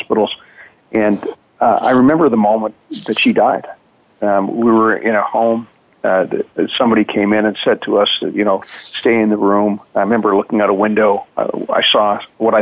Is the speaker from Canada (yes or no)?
yes; Edmonton, Alberta, Canada; I grew up in Canada and was born in Edmonton.